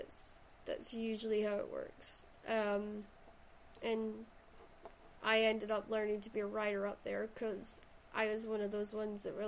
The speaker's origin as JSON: {"language": "English", "area": "Shetland", "region": "Scotland", "country": "United Kingdom", "moved": "yes", "lives_now": "Stirling, United Kingdom", "said": "I originally come from Shetland, so that's where the accent comes from."}